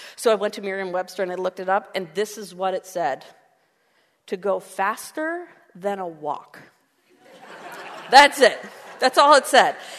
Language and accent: English; Canada; we're Canadian